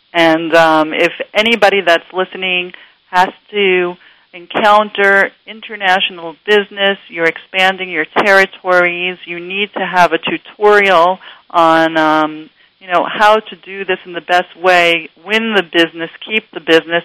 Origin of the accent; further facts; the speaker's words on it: New York City, New York, United States; moved away; I grew up in New York City, Queens, New York